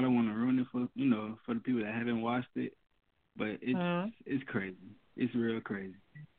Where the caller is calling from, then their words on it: Tallahassee, Florida, United States; I'm calling from Tallahassee, Florida.